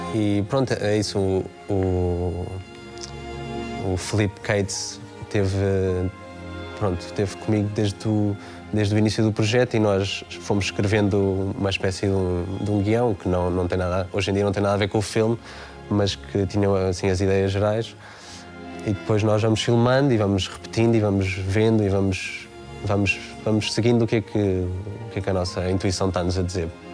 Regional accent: Oeiras, Lisbon, Portugal; foi o sítio onde eu cresci, onde eu nasci, onde, onde passei toda a minha adolescência

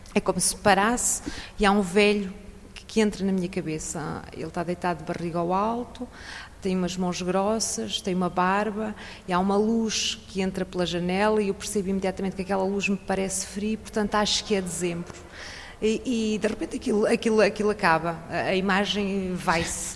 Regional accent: a village near Leiria, Centro, Portugal; moved away as an adult; now in France; Nós portugueses. Nasci numa aldeia

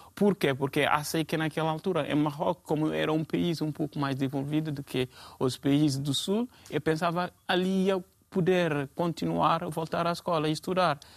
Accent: Guinea; also born or lived in Guinea-Bissau; now in Portugal; eu sou da Guiné-Conakry e isto, como já disseram aqui, estou cá em Portugal quase há cinco anos

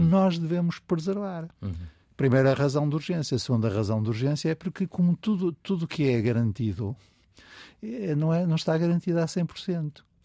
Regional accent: the North, Northern Portugal, Portugal; eu sou do Norte, de uma família conservadora do Norte

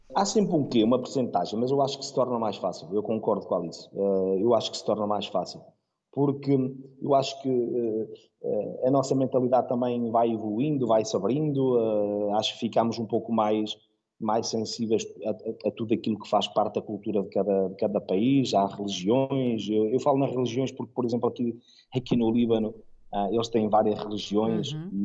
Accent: Portugal; moved away as an adult; also born or lived in Spain / Panama / Laos / India; now in Beirut, Lebanon; eu como português

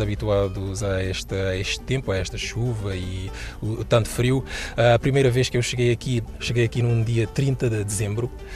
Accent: Mindelo, São Vicente, Cape Verde; moved away as an adult; now in Lisbon, Portugal; sou cabo-verdiano, sou da ilha de São Vicente, cidade do Mindelo, cidade maravilhosa.

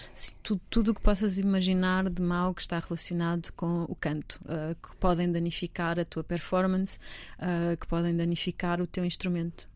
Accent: Almeirim, Santarém District, Portugal; Eu sou de Santarém, sou de Almeirim, na verdade, mas ali tudo na zona de Santarém

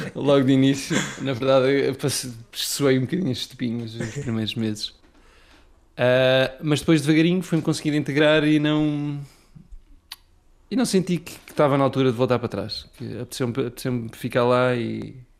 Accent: Faial, Azores, Portugal; moved away as an adult; also born or lived in Pico; Eu nasci no Feial, sim. Ok. Uh, porque a minha mãe vivia lá

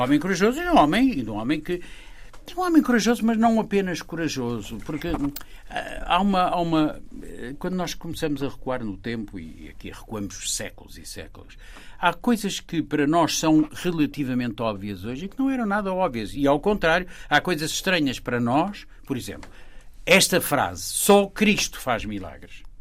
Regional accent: Lisbon, Portugal; Eu nasci, por assim dizer, eh, na Baixa, na encosta do Castelo, eh, e vivi, e vivi lá até aos 14 anos de idade

